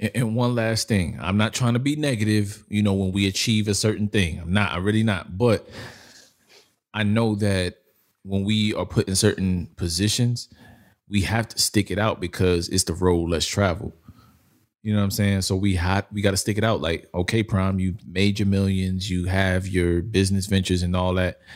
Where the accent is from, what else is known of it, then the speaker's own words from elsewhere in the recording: New York, United States; I come from New York